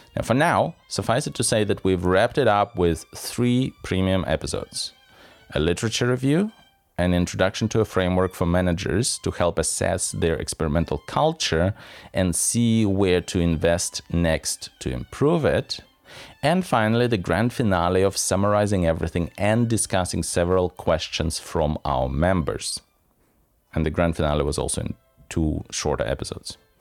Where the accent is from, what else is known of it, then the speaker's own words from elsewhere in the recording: southern Ukraine by the Black Sea, Ukraine; moved away; I was born in the Soviet Union, in the South by the Black Sea, on the territory of what is still technically Ukraine